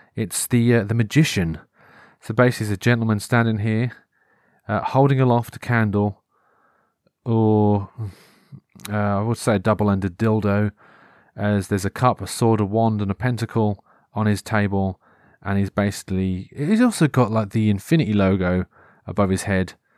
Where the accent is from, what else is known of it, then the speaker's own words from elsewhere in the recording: Norfolk, East of England, United Kingdom; accent: Norfolk; growing up in Norfolk, though, because th, we have our own sort of regional T V shows